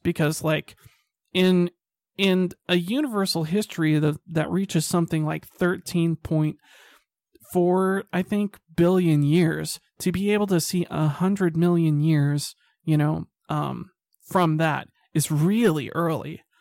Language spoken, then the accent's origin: English; Salt Lake City, Utah, United States; I grew up in Salt Lake City